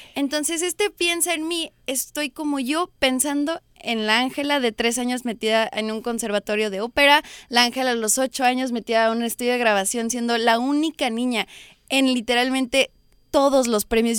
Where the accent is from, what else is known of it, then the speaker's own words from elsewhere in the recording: United States; se siente ser México-americana en este país